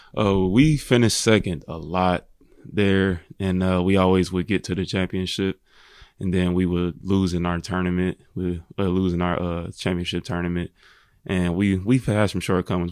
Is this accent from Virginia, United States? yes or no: no; Indianapolis, Indiana, United States; I grew up in Indianapolis. I was born and raised there.